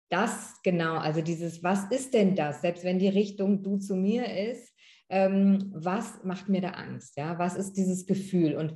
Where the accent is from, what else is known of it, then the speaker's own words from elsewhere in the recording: Northern Germany, Germany; ich und meine Geschwister, wir sind äh, in Norddeutschland aufgewachsen und äh, zur Schule gegangen